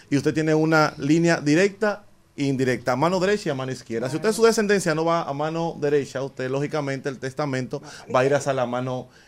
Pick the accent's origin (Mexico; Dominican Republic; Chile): Dominican Republic; Nosotros como dominicanos no tenemos un ejercicio permanente de organizar qué va a pasar con nuestros bienes